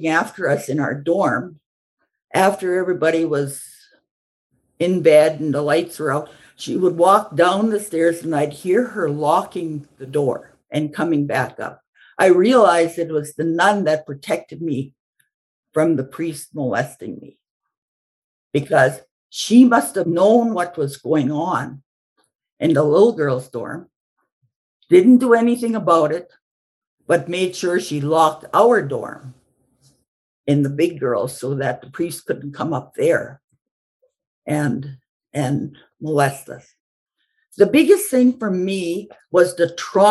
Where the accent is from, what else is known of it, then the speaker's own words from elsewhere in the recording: Cowessess First Nation, Saskatchewan, Canada; I'm from the Cowessess First Nation, which is a Cree and Ojibwe tribes.